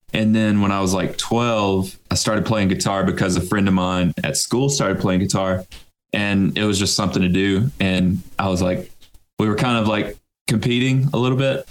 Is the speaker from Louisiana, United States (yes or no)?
no; Florence, Alabama, United States; I'm actually the only one that's from here and that lives here currently